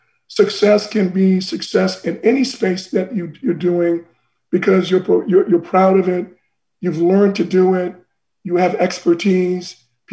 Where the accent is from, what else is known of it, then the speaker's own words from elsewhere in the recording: Boston, Massachusetts, United States; So I love Boston. That's where I grew up in the United States, my formative years.